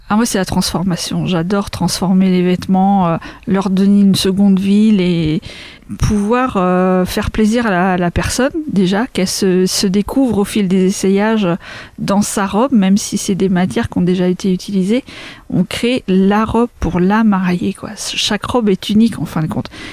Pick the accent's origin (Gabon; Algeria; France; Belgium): France; Craon, Pays de la Loire; also born or lived in Laval; je suis originaire de Cran, j'habite à Bouchon-les-Crans, donc pas très loin.